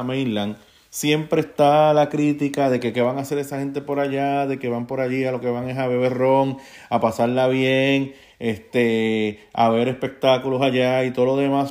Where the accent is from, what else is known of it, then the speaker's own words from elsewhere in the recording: Puerto Rico; moved away; also born or lived in Bayamón, Puerto Rico; yo como puertorriqueño